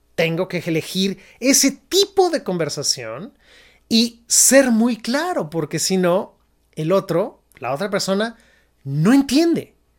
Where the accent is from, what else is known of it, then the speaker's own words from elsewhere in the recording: Mexico; moved away as an adult; now in San Francisco, United States; yo me fui de México, yo soy mexicano, y decidí emigrar a Estados Unidos particularmente